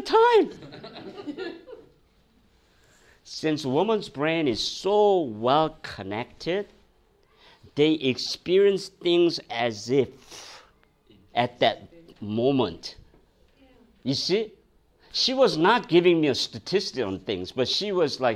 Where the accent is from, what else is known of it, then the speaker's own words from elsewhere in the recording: South Korea; now in United States; I came from Korea